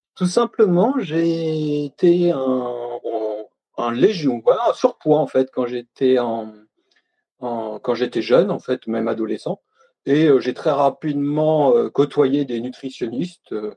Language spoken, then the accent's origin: French; Normandy, France; now in Besançon, France; je suis normand, j'habite en ce moment à Besançon